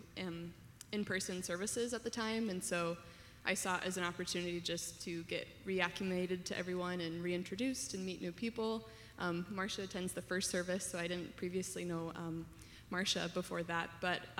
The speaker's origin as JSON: {"language": "English", "region": "South Dakota", "country": "United States", "moved": "as an adult", "lives_now": "Omaha, United States", "said": "I'm originally from South Dakota"}